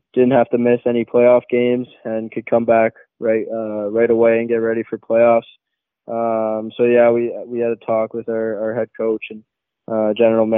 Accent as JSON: {"language": "English", "town": "Mississauga", "region": "Ontario", "country": "Canada", "tie": "born or raised there", "also_born_or_lived": "Oakville, Ontario", "said": "Grew up in Mississauga my whole life"}